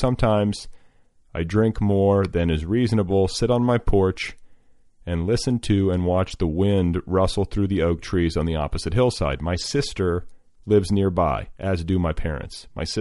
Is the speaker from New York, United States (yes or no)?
no; Indiana, United States; I grew up in Indiana